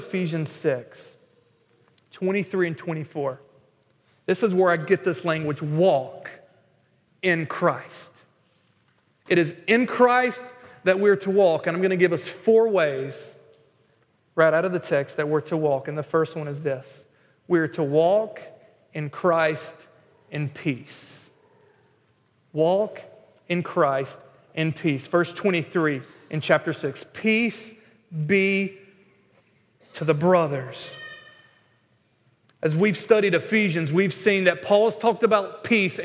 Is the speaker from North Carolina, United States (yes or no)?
yes; North Carolina, United States; moved away; I'm not from Boston, I'm from North Carolina